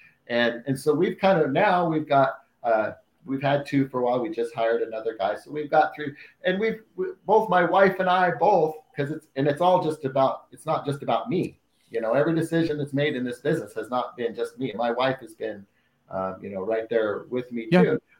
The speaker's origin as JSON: {"language": "English", "town": "Salem", "region": "Oregon", "country": "United States", "said": "I'm from Salem, Oregon, which is just down from Portland"}